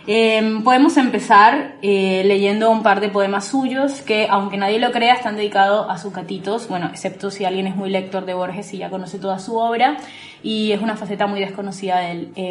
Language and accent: Spanish; Colombia; accent: mixed; now in Buenos Aires, Argentina; soy colombiana, vivo en Buenos Aires hace como ocho años, tengo un acento bastante mezclado